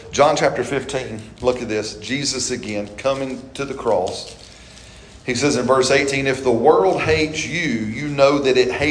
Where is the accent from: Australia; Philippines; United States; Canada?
Canada; British Columbia; moved away; I said, no, I'm from South British Colu